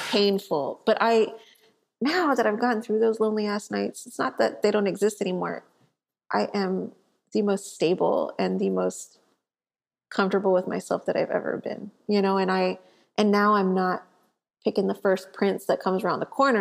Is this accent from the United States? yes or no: yes; South Texas, United States; I grew up in South Texas